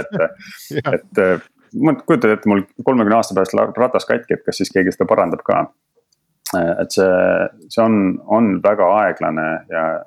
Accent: Estonia; moved away as an adult; also born or lived in London; now in Berlin, Germany; kui Eestisse tagasi jõudsin

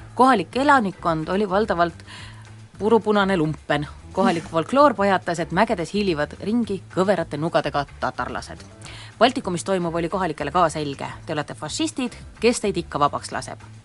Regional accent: Tallinn, Harju County, Estonia; mina kui tallinlane

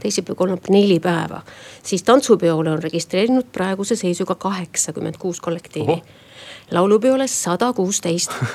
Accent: Estonia; me oleme eestlased et me elame siin vabas Eestis

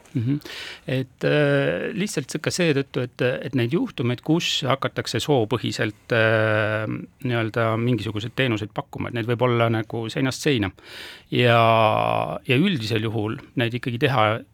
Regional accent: Haapsalu, Lääne County, Estonia; ma olen Haapsust pärit

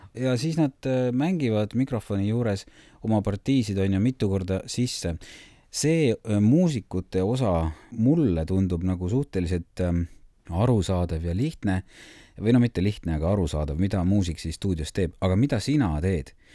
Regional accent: Saare County, Estonia; ma olen saarlane

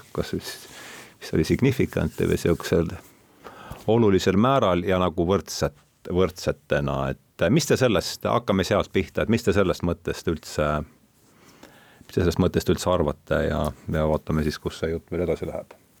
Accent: Rakvere, Lääne-Viru County, Estonia; olen pärit Rakverest

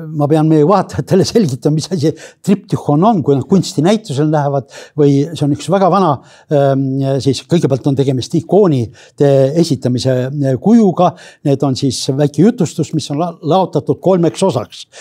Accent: Pärnu, Pärnu County, Estonia; ma ise olen Räämalt pärit

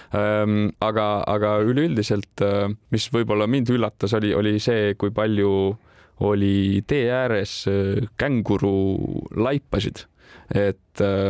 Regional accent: Tartu, Tartu County, Estonia; olen ise Tartust pärit

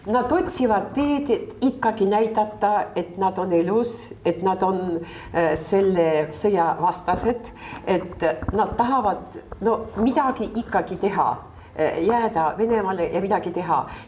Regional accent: Estonia; ta ütles, et äh, noh, sellepärast, et ma olen äh, Eestist

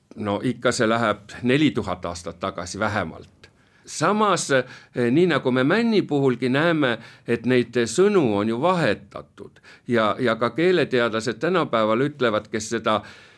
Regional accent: Pärnu, Pärnu County, Estonia; meie oleme Pärnust pärit

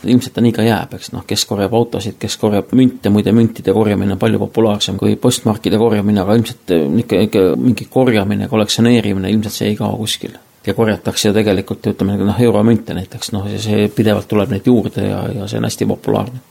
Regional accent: Estonia; ma olen kogemata Eestist

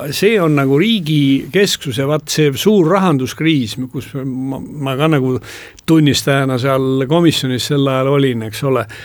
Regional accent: Estonia; Eesti inimene, põhjamaalane

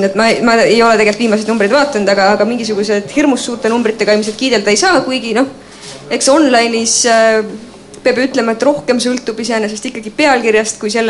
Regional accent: Estonia; me oleme eestlased

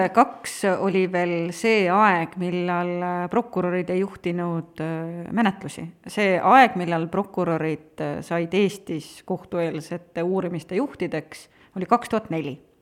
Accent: Tartu, Tartu County, Estonia; Tartust tulen, sealt ma olen pärit

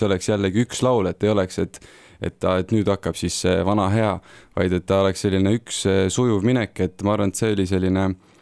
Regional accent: Tartu, Tartu County, Estonia; mina olen ka Tartust pärit

